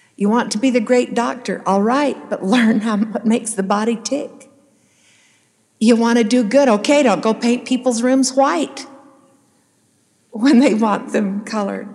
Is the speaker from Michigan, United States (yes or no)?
no; Salt Lake City, Utah, United States; I grew up in Salt Lake City on Capitol Hill